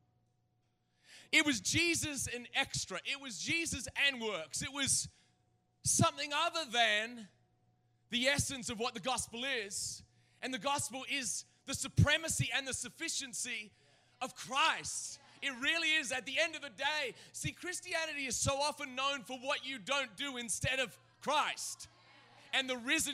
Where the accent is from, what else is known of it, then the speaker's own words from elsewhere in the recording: Australia; now in United States; I was born in Australia.